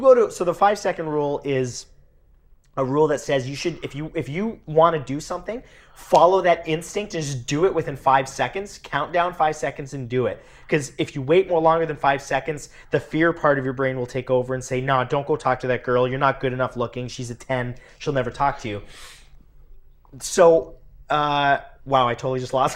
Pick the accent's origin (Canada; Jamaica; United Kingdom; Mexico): Canada; Welland, Ontario; I grew up in Welland, Ontario, Canada